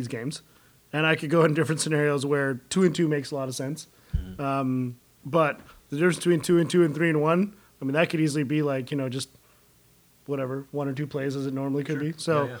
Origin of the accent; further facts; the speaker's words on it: Cape Cod, Massachusetts, United States; Because I'm from Cape Cod.